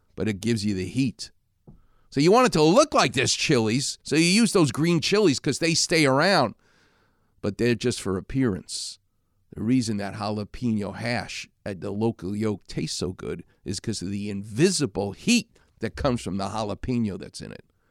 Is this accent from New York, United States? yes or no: yes; New York City, New York, United States; I'm from Far Rockaway